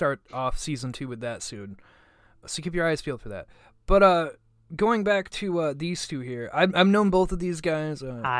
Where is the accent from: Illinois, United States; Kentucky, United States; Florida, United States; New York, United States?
New York, United States; Buffalo; moved away; I came from Buffalo